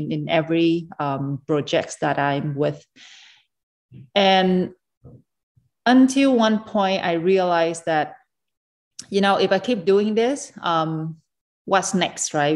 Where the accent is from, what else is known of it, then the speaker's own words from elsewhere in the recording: Vietnam; now in Dubai, United Arab Emirates; when I was a little kid in Vietnam